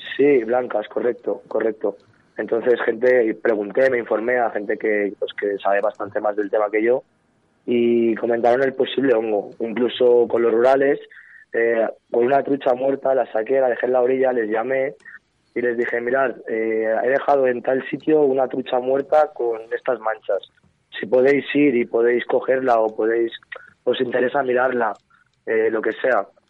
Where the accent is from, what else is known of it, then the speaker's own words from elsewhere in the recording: Alguaire, Catalonia, Spain; Soy de Alguaire, del pueblo del Lau.